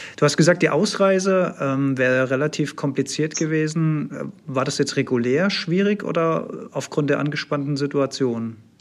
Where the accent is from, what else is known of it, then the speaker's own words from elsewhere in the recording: Germany; für mich als Deutscher